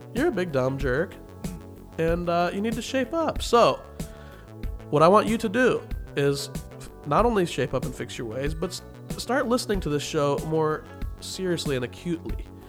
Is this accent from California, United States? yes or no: no; Wichita, Kansas, United States; moved away as an adult; I remember growing up in Wichita and loving it